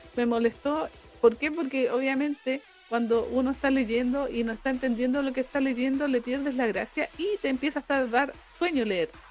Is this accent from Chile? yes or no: yes; Chile